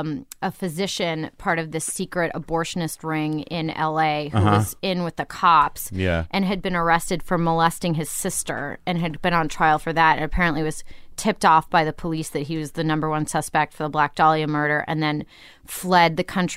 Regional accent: Pittsburgh, Pennsylvania, United States; born or raised there

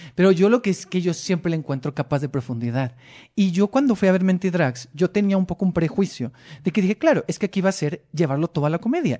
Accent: Mexicali, Baja California, Mexico; moved away as an adult; now in Mexico City, Mexico; Yo soy de Mexicali

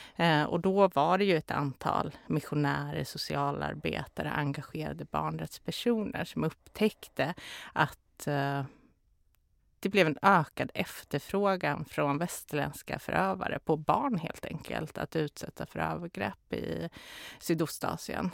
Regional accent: Karlstad, Värmland, Sweden; moved away; also born or lived in Stockholm; Jag är ju från Karlstad så jag är ju inte från Stockholm

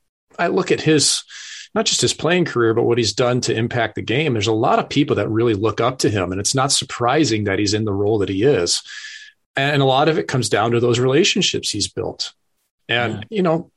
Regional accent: United States; I'm the American sitting here.

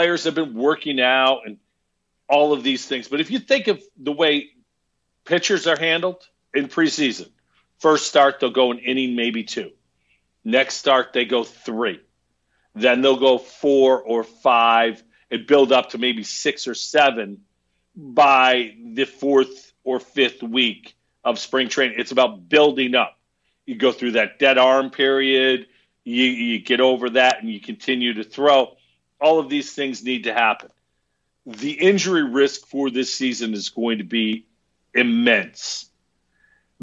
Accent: Herkimer, New York, United States; when I was a kid growing up in Herkimer, New York

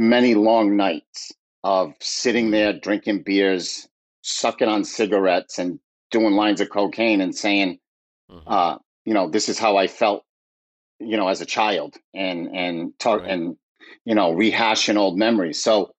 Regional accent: Fall River, Massachusetts, United States; Fall River is, you know, it's an old mill town. Mm-hmm. Textile industry. You know, it was vibrant at one time. And, you know, the textile industry moved overseas and the mills shut down. It's a tough town. It really is. It's a blue collar town.

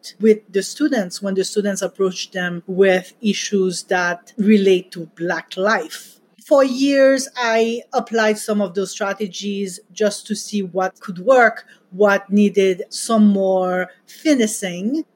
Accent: Haiti; now in United States; I grew up in Haiti

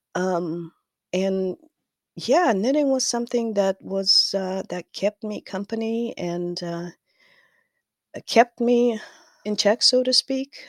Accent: Kazakhstan; moved away as an adult; now in United States; I am from Kazakhstan. Uh, m, I moved to the U S in two thousand thirteen

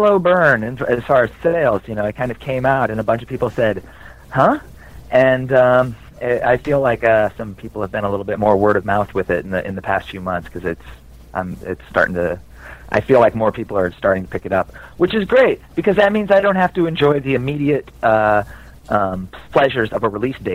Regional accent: rural Iowa, United States; I grew up in the Midwest. I grew up in rural Iowa.

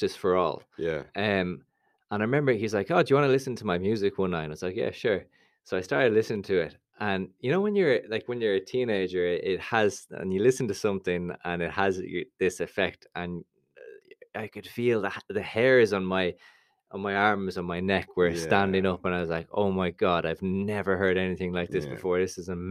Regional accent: Dublin, Leinster, Ireland; I'm from Dublin, grown up here all my life

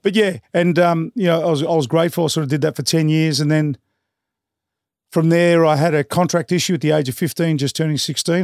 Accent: Melbourne, Victoria, Australia; growing up in Brunswick, it was an area where respect was earned

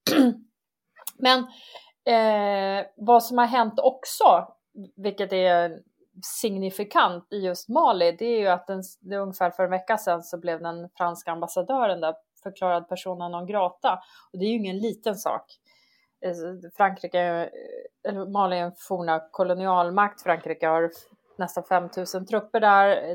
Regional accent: Sweden; det som vi svenskar är rädda för

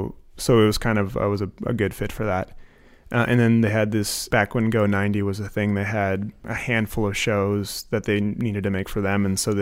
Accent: Anchorage, Alaska, United States; I am from Anchorage.

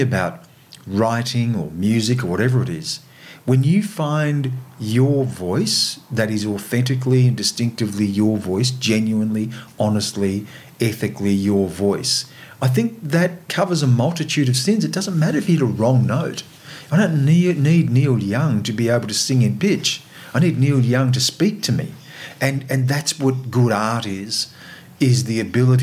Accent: Australia; as an Australian of Aboriginal and non-Aboriginal heritage

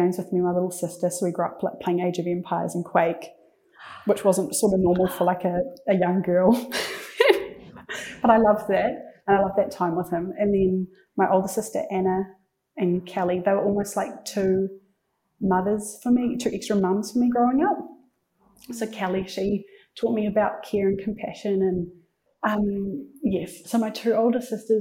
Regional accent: Waikato, New Zealand; I grew up in Tokumarin, so it's in the heart of the King Country, really small town

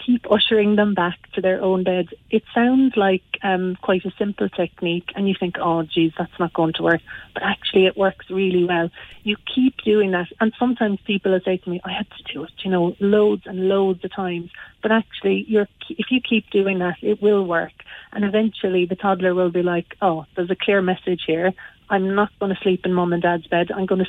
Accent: Granagh, County Limerick, Ireland; Well, I'm from Granagh, so just outside Croom.

